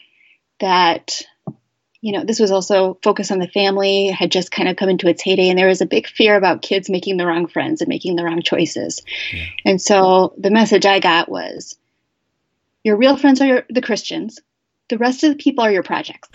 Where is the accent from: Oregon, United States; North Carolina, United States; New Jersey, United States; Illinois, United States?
Illinois, United States; Chicago suburbs; I grew up in the Chicago suburbs.